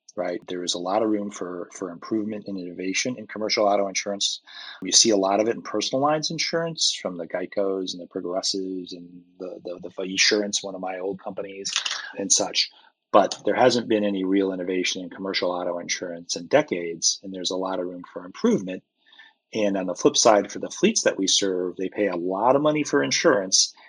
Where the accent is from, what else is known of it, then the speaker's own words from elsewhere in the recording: outside of Hartford, central Connecticut, United States; moved away as an adult; also born or lived in Colorado Springs, Colorado / Lubbock, Texas; I grew up in central Connecticut, outside of Hartford, up in the quiet part of the state, uh, and grew up there for 18 years